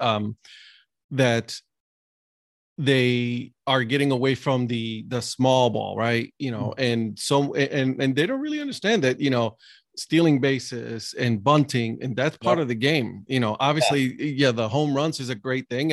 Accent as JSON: {"language": "English", "country": "Puerto Rico", "said": "I'm from Puerto Rico"}